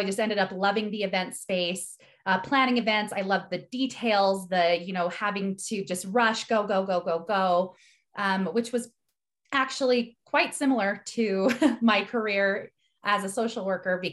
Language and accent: English; Salt Lake City, Utah, United States; I grew up here in Salt Lake City, Utah, in the United States